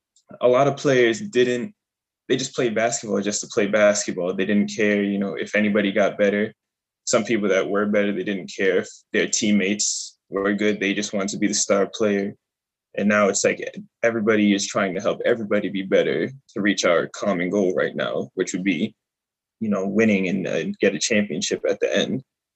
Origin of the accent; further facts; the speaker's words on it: Worcester, Massachusetts, United States; it felt good because I'm from Worcester. So it felt good to play for, be able to have an opportunity to play for a team that's in Worcester.